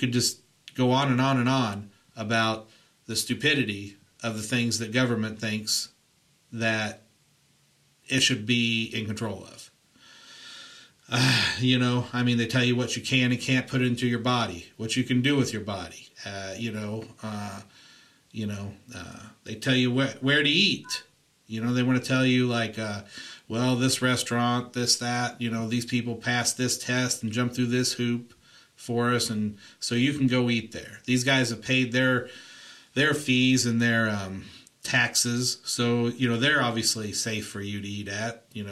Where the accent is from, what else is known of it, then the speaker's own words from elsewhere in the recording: Indiana, United States; now in California, United States; I grew up in Indiana